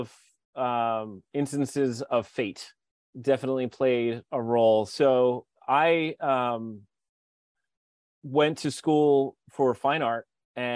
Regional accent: Philadelphia, Pennsylvania, United States; moved away as an adult; also born or lived in Hawaii; I'm from Philadelphia

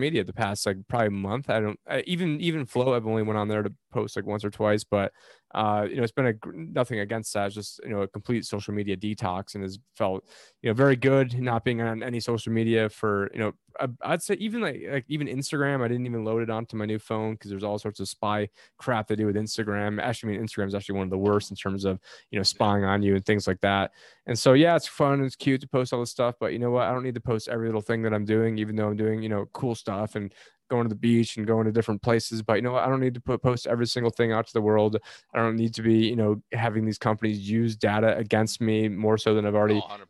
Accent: Syracuse, New York, United States; moved away; my hometown Syracuse

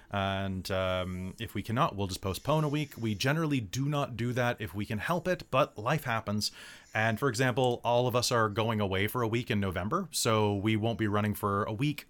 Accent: United States; I'm originally an American. I'm the only original American here

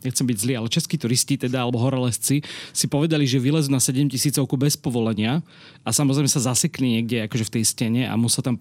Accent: Slovakia; keď som povedal, že som zo Slovenska

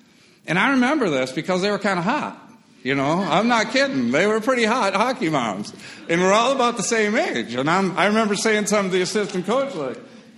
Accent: Wisconsin, United States; moved away as an adult; also born or lived in Appleton, Wisconsin / Cincinnati / northern Kentucky; I grew up in Wisconsin

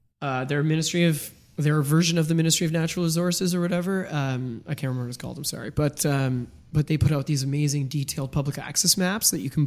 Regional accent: Ottawa, Ontario, Canada; moved away; growing up in Ottawa

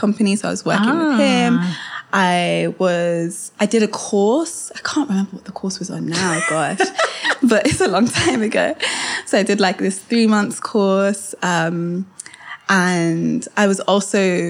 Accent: Kent, South East England, United Kingdom; also born or lived in Kenya (heritage); when I moved into Kent

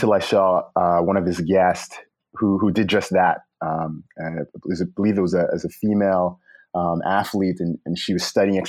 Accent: New York City, New York, United States; also born or lived in Long Island; I spent much of my formative years in the Brooklyn and Long Island area.

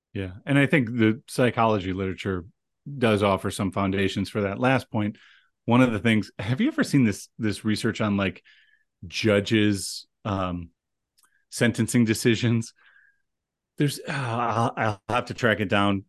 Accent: Cleveland, Ohio, United States; now in Rochester, United States; Cleveland, Ohio, which is my hometown.

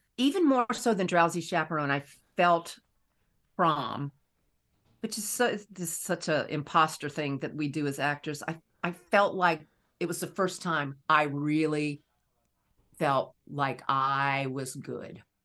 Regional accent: Raleigh, North Carolina, United States; I grew up in Raleigh, North Carolina

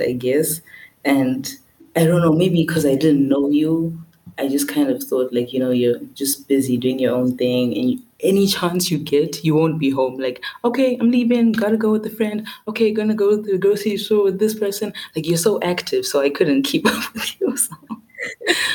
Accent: Harare, Zimbabwe; moved away as an adult; also born or lived in Barcelona; I'm from Zimbabwe. I'm from Harare.

